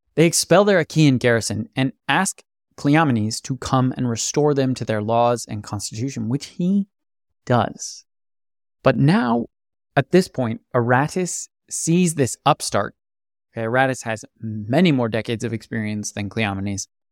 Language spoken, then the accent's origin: English; United States; As an American